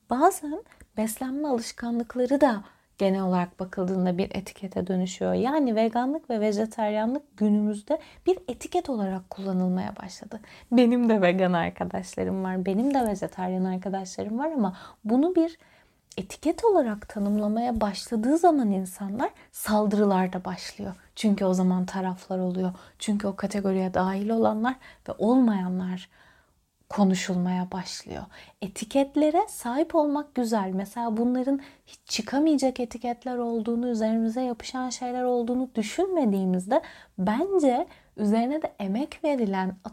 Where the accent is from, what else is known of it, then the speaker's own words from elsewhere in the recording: Sivas Province, Turkey; Mesela ben çok karşılaşırım. Sivaslıyım ben. İstanbul'un bilmem ne kadarı Sivaslıdır.